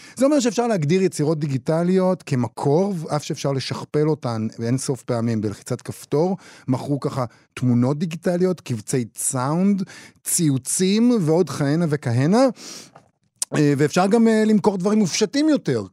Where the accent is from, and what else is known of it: Israel